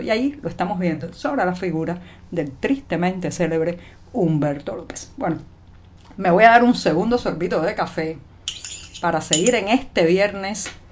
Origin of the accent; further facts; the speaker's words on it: Cuba; cubana, ciudadana, periodista